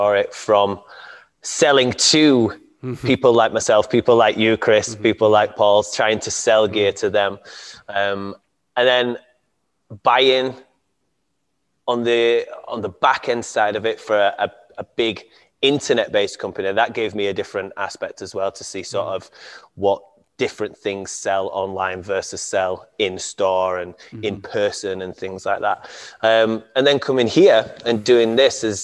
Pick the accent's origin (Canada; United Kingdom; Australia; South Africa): United Kingdom; Castleford, Yorkshire and the Humber; I come from a small town in West Yorkshire called Castleford